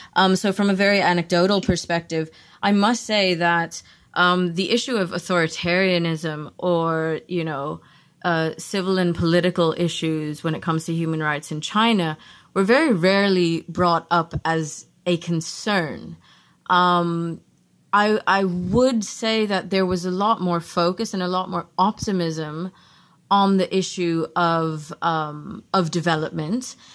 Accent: South Africa; moved away; also born or lived in Netherlands; I'm South African myself

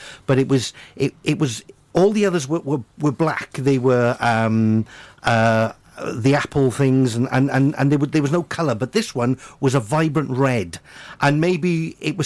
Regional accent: Cwmbran, Wales, United Kingdom; growing up in Cwmbran

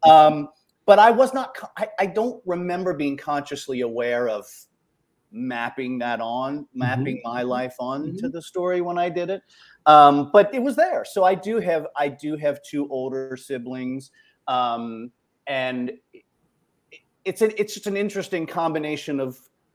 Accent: Ohio, United States; I was raised in Ohio, so I'm a polite Midwesterner most of the time

